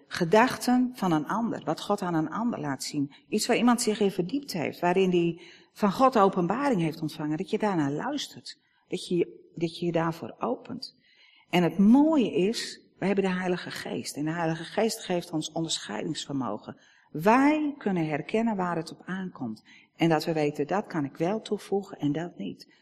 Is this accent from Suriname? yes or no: no; Netherlands; als Nederlanders